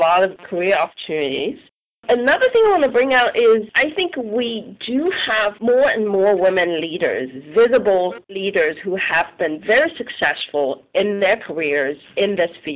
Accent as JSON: {"language": "English", "country": "China", "tie": "born or raised there", "moved": "yes", "said": "I grew up in China"}